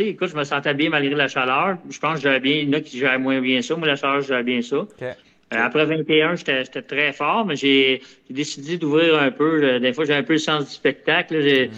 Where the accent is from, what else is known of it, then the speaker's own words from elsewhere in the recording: Longueuil, Quebec, Canada; C'est ma ville natale, Longueuil.